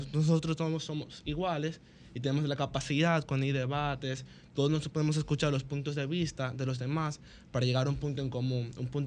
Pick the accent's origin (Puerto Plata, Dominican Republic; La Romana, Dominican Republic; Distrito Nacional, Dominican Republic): Distrito Nacional, Dominican Republic; Santo Domingo Este; soy de los Tres Brazos, en Santo Domingo Este.